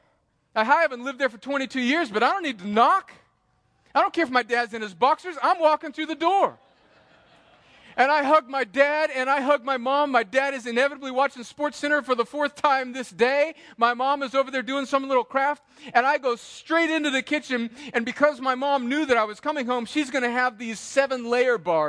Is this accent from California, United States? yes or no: yes; El Centro, California, United States; moved away as an adult; They still live in the same house that I grew up in, 503 Winsley Avenue in El Centro, California, 92243.